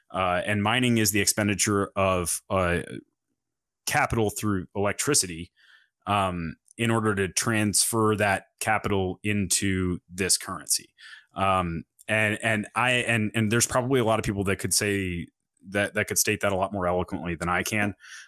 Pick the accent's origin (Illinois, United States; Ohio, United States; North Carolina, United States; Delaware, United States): North Carolina, United States; from North Carolina, I think.